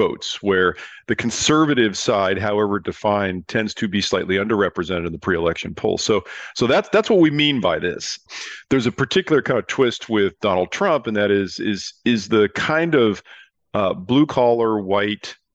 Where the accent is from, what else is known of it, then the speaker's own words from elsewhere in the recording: California, United States; I'm from California